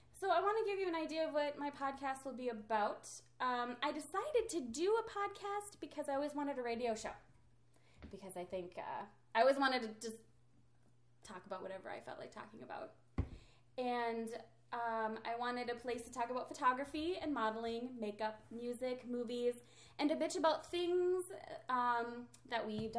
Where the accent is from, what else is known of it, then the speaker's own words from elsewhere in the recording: Minnesota, United States; And we are from Minnesota, but I do not have an accent like that.